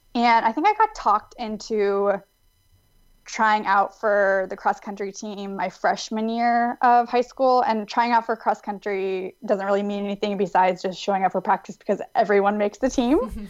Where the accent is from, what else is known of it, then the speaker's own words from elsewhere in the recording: Davis, California, United States; I'm from Davis, California, um, which is a small university town outside of Sacramento. And it's a really great, safe place to grow up